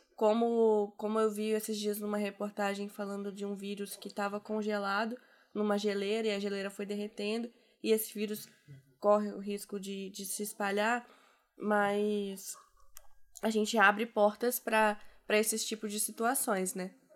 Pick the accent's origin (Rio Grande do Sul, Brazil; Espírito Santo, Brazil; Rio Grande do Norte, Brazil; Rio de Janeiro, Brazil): Espírito Santo, Brazil; Cachoeiro de Itapemirim; eu sou de Cachoeira de Itapemirim, aqui no Espírito Santo, que é uma cidade conhecida por ser muito quente. E eu vejo que na minha infância não era tão quente quanto é agora.